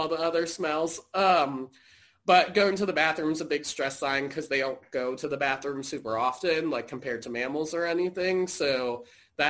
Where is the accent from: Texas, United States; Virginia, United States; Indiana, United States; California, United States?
Virginia, United States; Fairfax; I grew up in Fairfax. So I grew up, you know, going to the National Zoo.